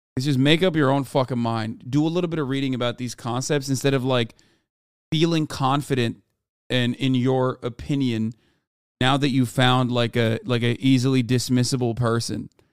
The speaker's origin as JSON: {"language": "English", "country": "Turkey", "tie": "born or raised there", "moved": "as an adult", "lives_now": "United States", "said": "I grew up in Turkey for eighteen years of my life before I came to the United States of America"}